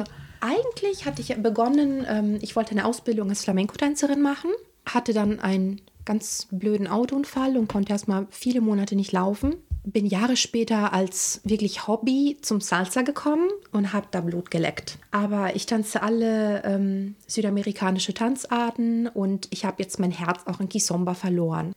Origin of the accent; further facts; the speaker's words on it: Rome, Lazio, Italy; moved away; Also weil ich komme aus dem Vatikan, ich bin 1984 bei Rom geboren und ich hatte eine sehr morbide und zum Teil düstere Kindheit